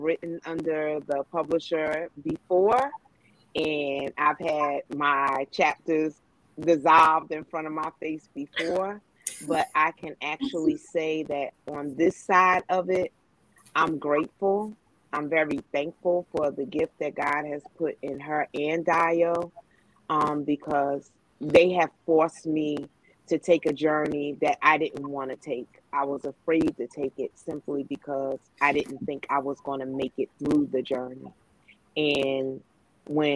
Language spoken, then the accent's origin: English; North New Jersey, United States; now in Suffolk, United States; I currently reside in Suffolk, Virginia. I'm originally from North New Jersey